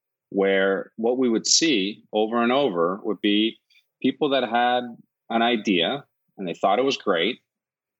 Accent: Northeastern Region, Iceland; also born or lived in Huntsville, Alabama; now in United States; I'm originally from Iceland, born and raised on the northern coast in a little fishing village of about 500 people

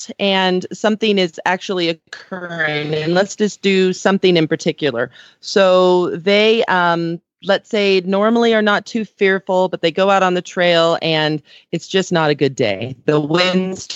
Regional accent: California, United States; moved away as an adult; now in Aurora, Colorado, United States; when I grew up in California

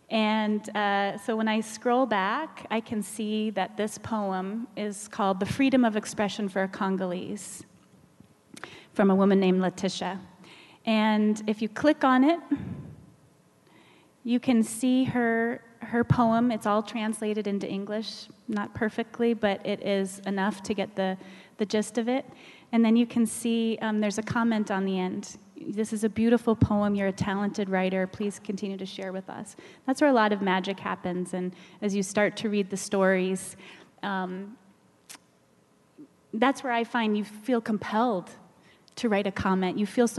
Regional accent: Kenya; I'm a Kenyan philanthropist helping the poor in all communities.

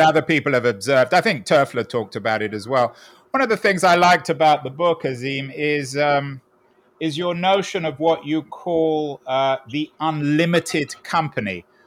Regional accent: London, United Kingdom; now in San Francisco, United States; I'm from a very different place, Golders Green in North London

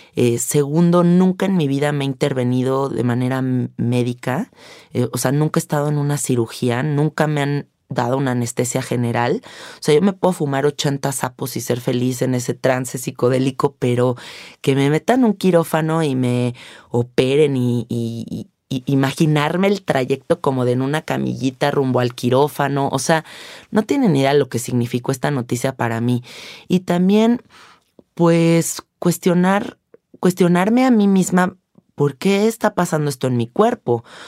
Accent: Mexico; siendo mexicanos

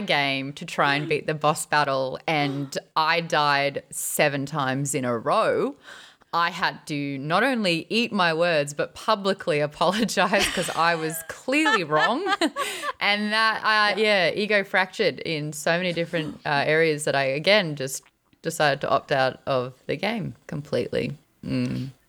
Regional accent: Australia; I, as an Australian

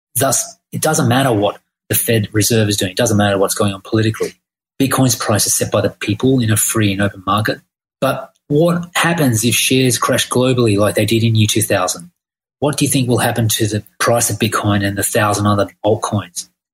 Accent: Australia; now in Thailand; I'm from Australia.

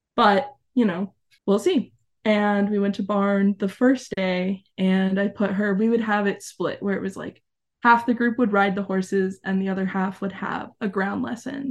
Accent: Arizona, United States; moved away as an adult; also born or lived in New Mexico; I was born and raised in Arizona

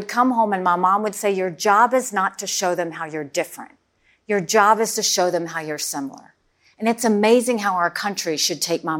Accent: South Carolina, United States; I mean, it was a small, rural, southern town, 2,500 people, two stoplights.

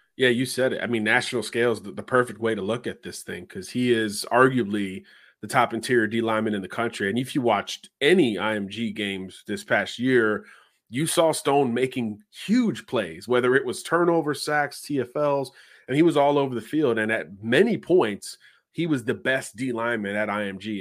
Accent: Florida, United States; my home state of Florida

